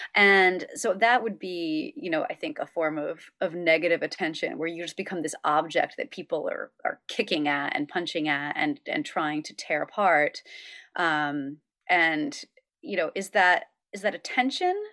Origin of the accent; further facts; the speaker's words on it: upstate New York, United States; a state trooper in my hometown of upstate New York